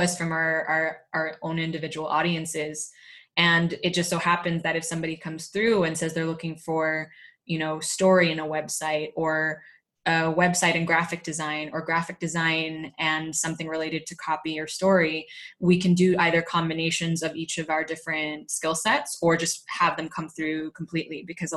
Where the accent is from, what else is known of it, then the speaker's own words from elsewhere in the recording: California, United States; moved away as an adult; now in Spain; I was growing up in California